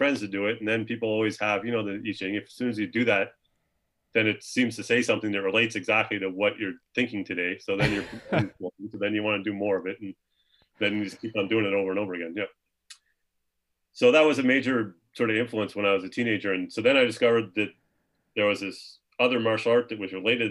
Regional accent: Halifax, Nova Scotia, Canada; moved away as an adult; also born or lived in Tucson, Arizona; I grew up in Halifax, Nova Scotia in the 80s, 1980s.

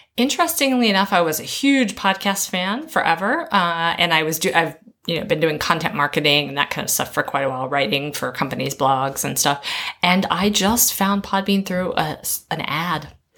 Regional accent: Maryland, United States; moved away as an adult; also born or lived in North Carolina / Tennessee / Georgia / Florida; now in Shanghai, China; Maryland is my. That's where I spent my most of my childhood

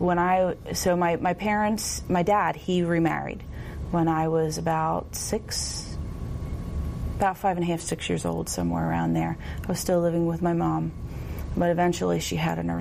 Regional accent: Millville, United States; I am from Millville, and no, I was not born into a Christian home

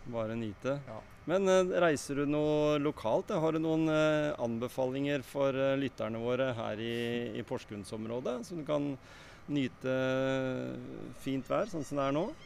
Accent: Skien, Telemark, Norway; Jeg er fra Skien

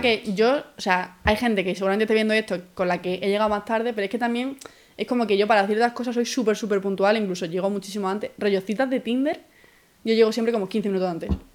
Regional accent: Málaga, Andalusia, Spain; moved away as an adult; now in Madrid, Spain; Soy de Málaga, llevo cinco años aquí

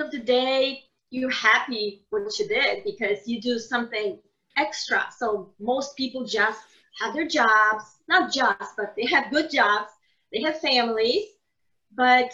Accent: Poland; moved away as an adult; I was born in Poland, so we studied in Poland

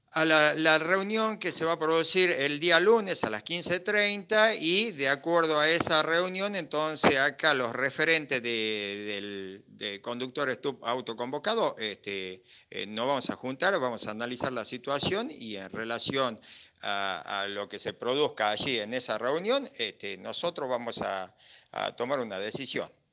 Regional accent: Bariloche, Río Negro, Argentina; somos gente de Bariloche

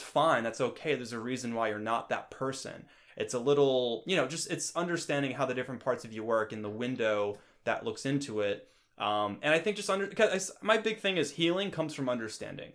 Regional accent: New York, United States; moved away; I come from New York and the East Coast

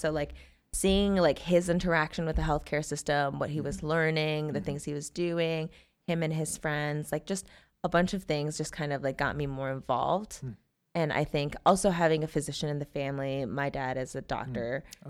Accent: North Carolina, United States; born there; That's also where I was born. Fun fact, I was born in North Carolina. I've been all over the place.

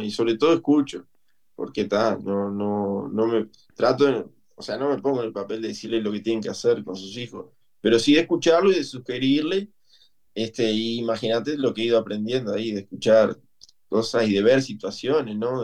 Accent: Lascano, Rocha, Uruguay; moved away as an adult; now in Montevideo, Uruguay; Y me vine para Montevideo, soy de Lascano, vine a Montevideo a estudiar

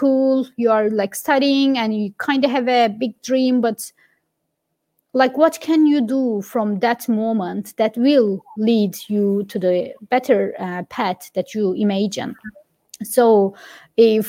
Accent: Giresun, Turkey; moved away as an adult; now in Dublin, Ireland; I grew up in Giresun. My hometown is Giresun, which is a little town on the coast of Black Sea.

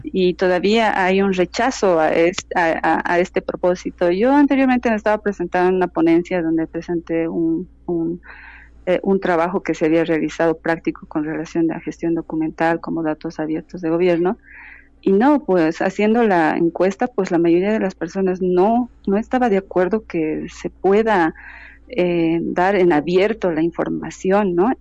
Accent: Bolivia; yo soy boliviana y desde mi, desde mi país

